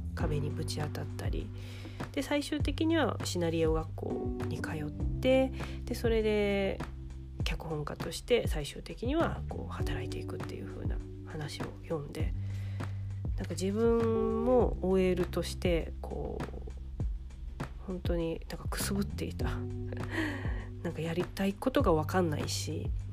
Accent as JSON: {"language": "Japanese", "region": "Ehime", "country": "Japan", "tie": "born or raised there", "said": "大学を地元の愛媛の大学じゃなくっていやなんか親にお金ないから県外じゃなくて地元にいてみたいなことを言われたから頑張って愛媛大学に行った"}